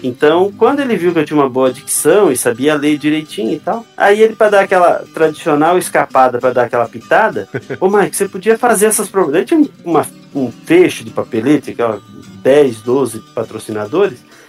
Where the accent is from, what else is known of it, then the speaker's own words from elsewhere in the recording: Chapecó, Santa Catarina, Brazil; eu sou catarinense, nascido na cidade de Chapecó, Santa Catarina